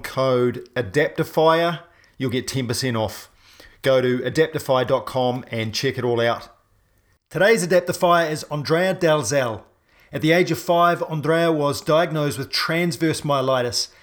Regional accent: New Zealand; I'm a paraplegic from New Zealand

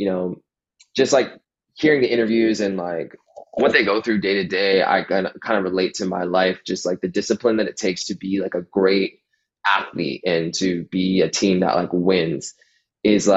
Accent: Toronto, Ontario, Canada; just like technically inside of Toronto, like right at the border where Toronto ends, like just before it ends, at Steeles, that's where I grew up

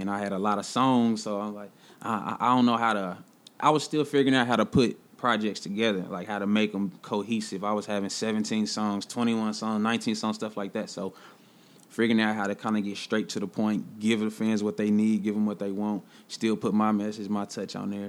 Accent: Kansas City, Missouri, United States; I'm really from the city, like, really born at Truman, you know, the county hospital, like, really from the city.

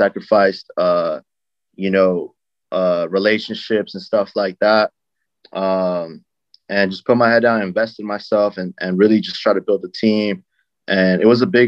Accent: Lynwood, California, United States; born and raised in Linwood, California.

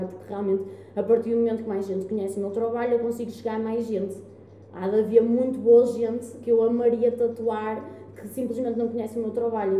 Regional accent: Guimarães, Norte, Portugal

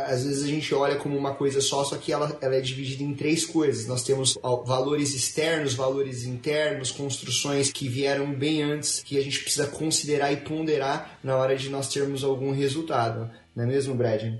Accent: Brazil; moved away as an adult; now in United States; Desde quando eu saí do Brasil

